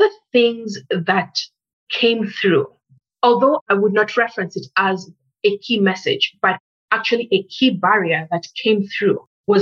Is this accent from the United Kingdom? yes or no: no; Kenya; first language English; now in Canada; as a Black female born in Kenya, Kenya being a former British colony, English is my first language. So when I came to Canada